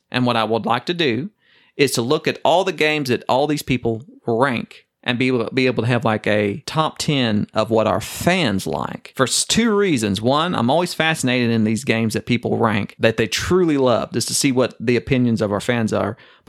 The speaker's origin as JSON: {"language": "English", "region": "Oklahoma", "country": "United States", "said": "I'm not from Texas. It's sufficient. I'm from Oklahoma."}